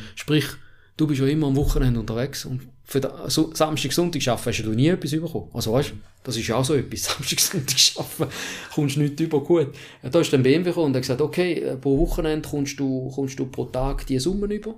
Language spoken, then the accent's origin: German; Switzerland; Ich bin in der Schweiz aufgewachsen.